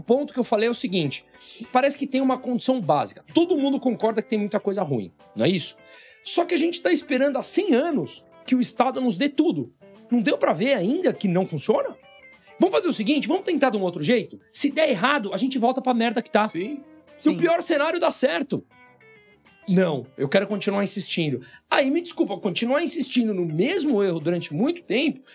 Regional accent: Brazil; eu sou brasileiro

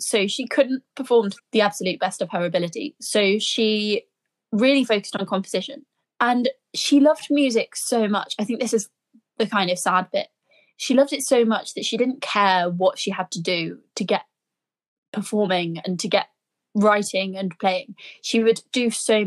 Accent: Birmingham, West Midlands, United Kingdom; I'm a Brummie girl.

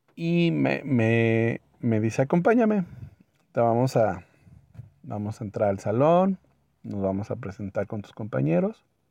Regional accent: Mexico; soy de México

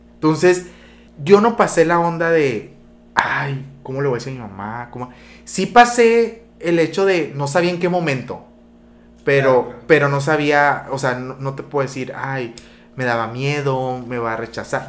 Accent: Benjamín Hill, Sonora, Mexico; yo soy de Benjamín

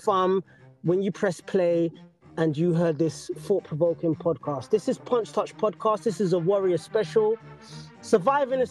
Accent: Jamaica; I'm from Jamaica.

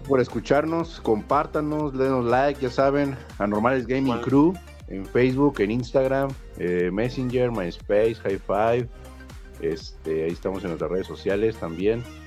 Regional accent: Mexico; nuestro país, que yo si lo quiero un chingo, soy orgulloso, mexicano

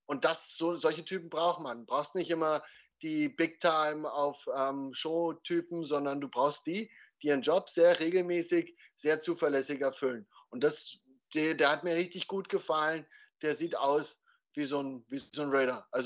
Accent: Dresden, Saxony, Germany; also born or lived in Elsterwerda; Ja, aber wo ich geboren bin.

